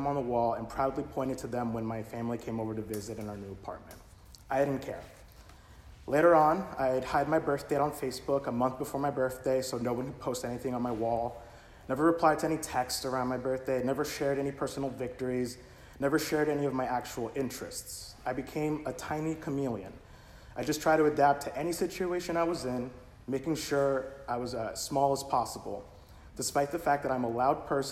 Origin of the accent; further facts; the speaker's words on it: United States; I was not an immigrant. I'm American